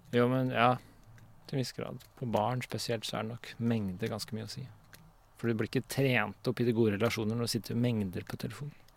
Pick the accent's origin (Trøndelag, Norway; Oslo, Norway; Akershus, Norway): Akershus, Norway; Vormsund; Vormsund, der jeg vokste opp